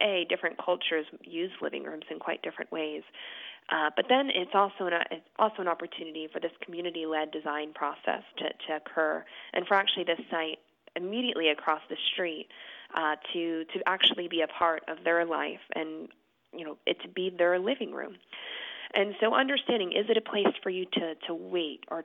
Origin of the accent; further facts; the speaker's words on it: New Hope, Pennsylvania, United States; now in Philadelphia, United States; I was born in Philadelphia, not in South Philadelphia, actually closer to North Philadelphia, and then we moved out to a suburban community called New Hope, which is about 45 minutes out of the city, when I was about 6